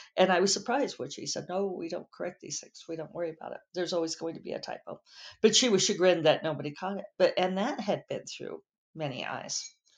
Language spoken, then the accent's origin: English; Denver, Colorado, United States; I grew up in Denver